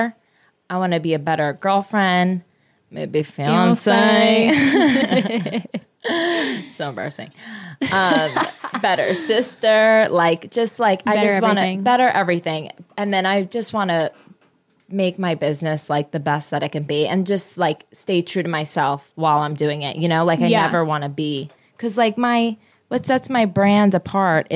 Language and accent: English; New Jersey, United States; I'm from Jersey, so I'm very like fast paced